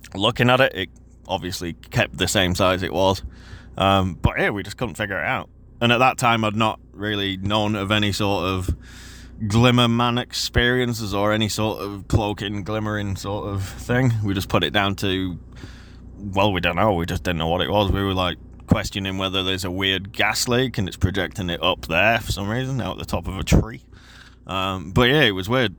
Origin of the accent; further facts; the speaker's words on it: Yorkshire and the Humber, United Kingdom; now in New Zealand; I'm obviously not from New Zealand originally. I grew up in, um, England, Yorkshire specifically.